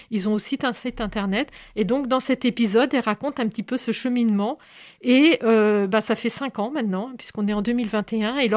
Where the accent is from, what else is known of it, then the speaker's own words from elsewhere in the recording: Brittany, France; tous ces Bretons en fait qui s'expriment. Pourquoi on est Breton